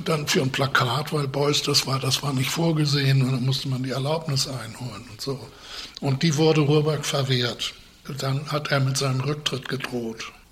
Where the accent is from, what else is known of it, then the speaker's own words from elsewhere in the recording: Northern Germany, Germany; ich war ein Norddeutscher